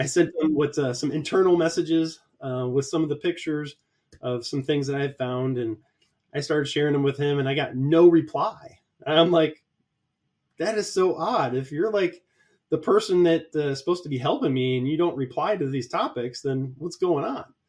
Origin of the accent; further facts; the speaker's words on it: Columbus, Ohio, United States; my hometown, Columbus, Ohio